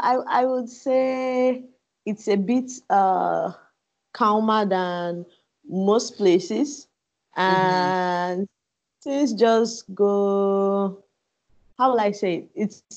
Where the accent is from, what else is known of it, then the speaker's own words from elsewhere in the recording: Port Harcourt, Rivers State, Nigeria; moved away as an adult; also born or lived in Accra, Ghana; now in Lagos, Nigeria; I'm from where they say I'm a Port Harcourt boy. So okay. I was born in Port Harcourt in River State, Nigeria. And mm-hmm. I grew up most of my teenage life there.